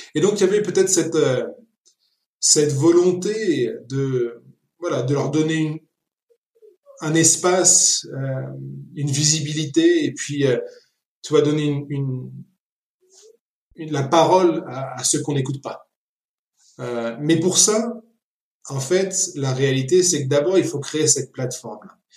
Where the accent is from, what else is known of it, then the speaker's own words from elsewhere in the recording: Argentina; also born or lived in Paris, France / France; now in Nairobi, Kenya; je suis né à Paris, mais un mois après, on est retourné en Argentine, mes parents. Donc mon père est argentin, ma mère est française. Et donc j'ai grandi en Argentine euh, jusqu'à ce que mes parents décident de rentrer ensuite en France.